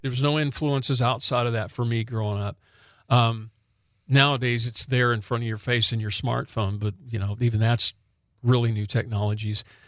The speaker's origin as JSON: {"language": "English", "region": "Northwest Oklahoma", "country": "United States", "tie": "born or raised there", "said": "a little white boy growing up in Northwest Oklahoma"}